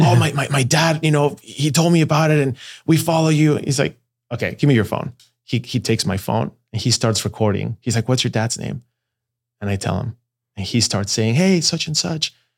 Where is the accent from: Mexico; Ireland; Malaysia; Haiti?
Mexico; Mexico City; first language Spanish; English is a second language; moved away as an adult; also born or lived in Guadalajara, Mexico; I was born in Guadalajara. Mexico. And at the age of five, moved to Mexico City. So the, the truth is I call Mexico City home.